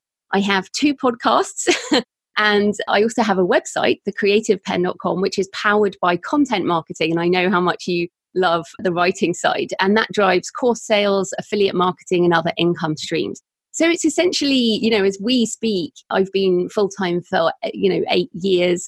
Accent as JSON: {"language": "English", "country": "United Kingdom", "also_born_or_lived": "Bath, South West England", "accent": "British", "said": "I'm British, obviously. Hopefully people can tell by my accent"}